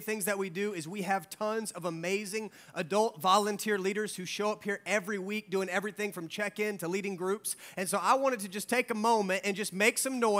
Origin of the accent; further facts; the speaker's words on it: Georgia, United States; I was born in Georgia